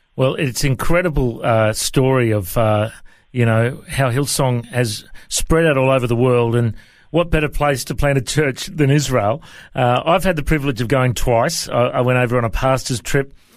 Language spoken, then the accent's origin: English; Coffs Harbour, New South Wales, Australia; I was uh, born and raised in uh, in Coffs Harbour in New South Wales